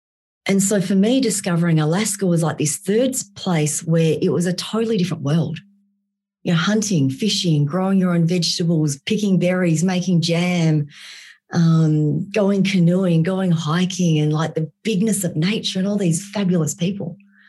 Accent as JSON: {"language": "English", "country": "Vietnam", "tie": "born there", "moved": "yes", "said": "So I was born in Vietnam and I was born in post-war Vietnam."}